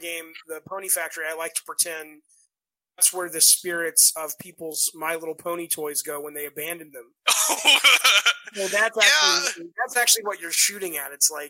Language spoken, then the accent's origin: English; the South, United States; I grew up in the South